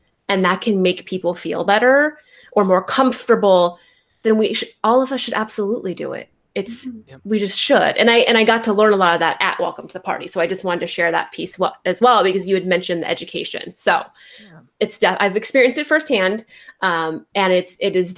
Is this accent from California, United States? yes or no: yes; California, United States; I'm from California